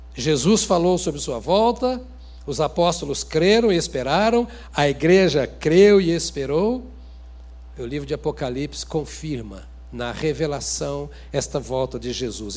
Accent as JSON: {"language": "Portuguese", "country": "Brazil", "said": "eu sou bem brasileiro."}